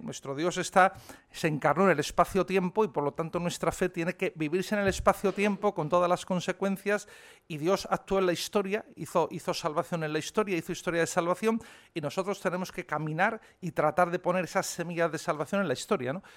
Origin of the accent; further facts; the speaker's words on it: Madrid, Community of Madrid, Spain; moved away as an adult; also born or lived in Rome; yo nací aquí en Madrid, pero como tantos que hemos nacido en Madrid, pues ni mi padre ni mi madre eran de Madrid.